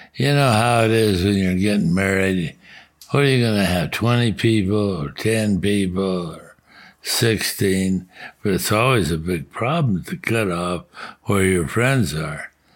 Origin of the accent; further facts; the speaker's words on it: Bisbee, Arizona, United States; I was born in Bisbee, Arizona, and uh, my father was a merchant there